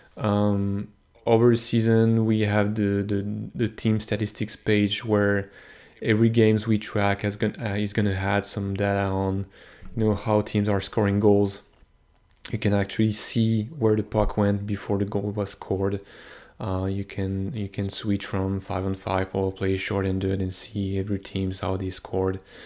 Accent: France; moved away as an adult; now in Montreal, Canada; I was born in France, but I, I live in Montreal since, I've been living in Montreal since twenty eleven, ten years now

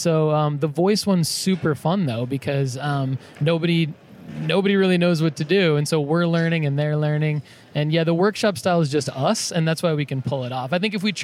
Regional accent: Spring Hill, Tennessee, United States; I am from Spring Hill and Thompson Station, which is like 20 minutes south of Nashville.

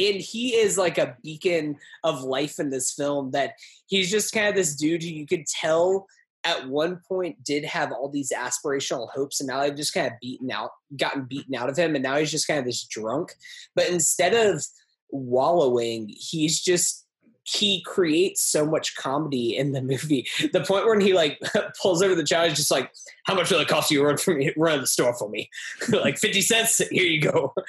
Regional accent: Brooklyn, New York, United States; born there; It's just like, go back to Massachusetts. I was born in Brooklyn.

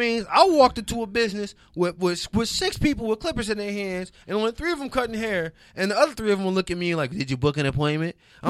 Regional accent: Detroit, Michigan, United States; now in Los Angeles, United States; And I'm from Detroit where you get your hair cut.

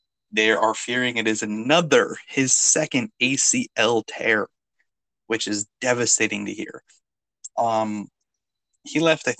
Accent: North Carolina, United States; I am from North Carolina.

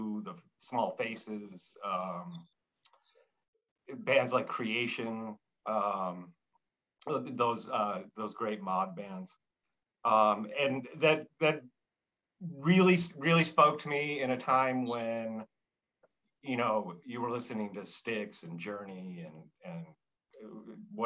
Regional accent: Chicago, Illinois, United States; I grew up around Chicago.

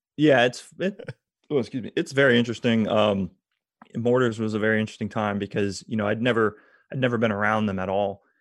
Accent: Tampa, Florida, United States; also born or lived in Georgia; I grew up around MacDill Air Force Base

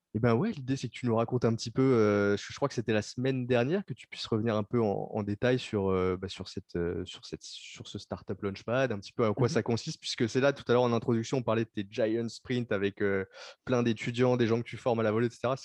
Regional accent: France; chez nous en France

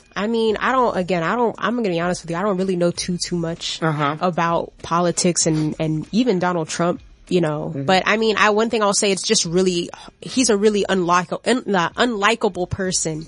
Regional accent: Florida, United States; I'm from Florida

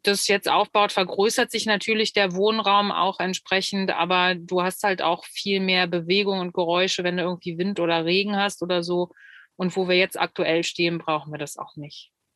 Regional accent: Solingen, North Rhine-Westphalia, Germany; kommen wir beide, da spreche ich für uns beide jetzt äh, akut gerade aus Solingen

